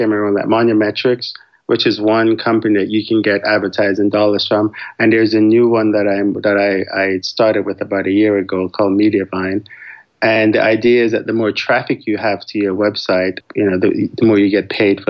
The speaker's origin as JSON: {"language": "English", "country": "Jamaica", "also_born_or_lived": "Florida / New York / Washington, D.C. / Indianapolis", "moved": "yes", "lives_now": "Houston, United States", "said": "I'm actually originally from Jamaica. So I've lived in the U.S. since the late 80s"}